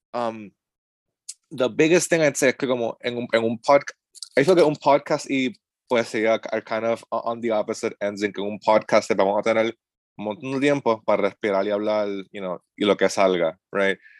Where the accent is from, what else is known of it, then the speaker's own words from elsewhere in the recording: Cabo Rojo, Puerto Rico; now in Asheville, United States; yo soy de Cabo Rojo.